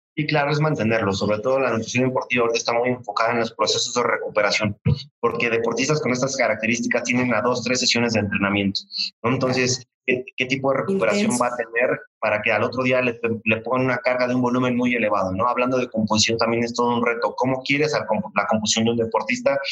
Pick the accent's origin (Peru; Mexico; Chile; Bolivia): Mexico; como buen mexicano